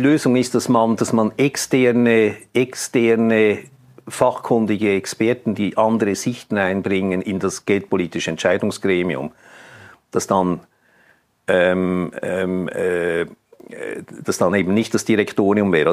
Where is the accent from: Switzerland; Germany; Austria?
Switzerland; bei uns in der Schweiz